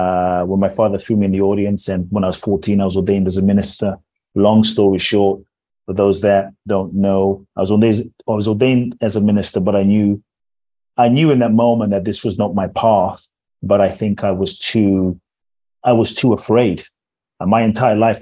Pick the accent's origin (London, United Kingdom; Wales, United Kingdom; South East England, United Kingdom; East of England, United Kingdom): London, United Kingdom; born or raised there; also born or lived in Ghana; now in United States